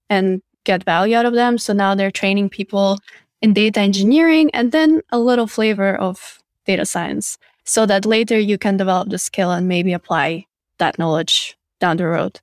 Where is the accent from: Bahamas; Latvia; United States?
Latvia; Riga; data science in my hometown